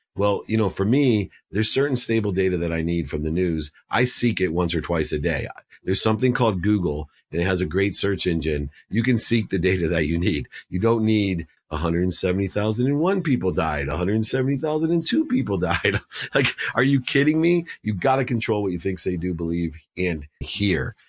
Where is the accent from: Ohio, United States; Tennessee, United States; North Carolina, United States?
Ohio, United States; Akron; I was born in Akron, Ohio